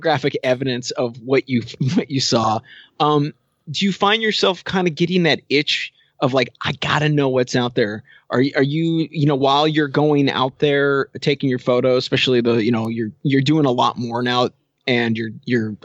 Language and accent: English; the Northwest, Pacific Northwest, United States; I grew up in the Northwest